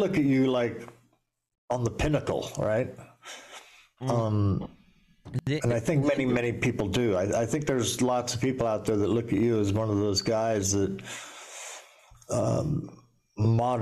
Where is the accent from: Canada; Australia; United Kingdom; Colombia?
United Kingdom; Edinburgh, Scotland; I was born in Edinburgh